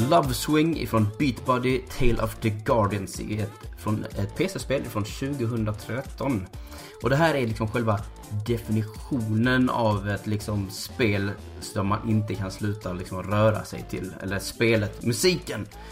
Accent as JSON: {"language": "Swedish", "town": "Malmö", "region": "Skåne", "country": "Sweden", "tie": "born or raised there", "said": "Där jag kommer ifrån i Malmö så hade vi ganska nära bakom våra skola"}